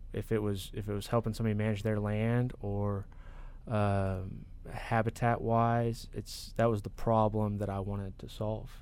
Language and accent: English; Corpus Christi, Texas, United States; born or raised there; also born or lived in Beaumont, Texas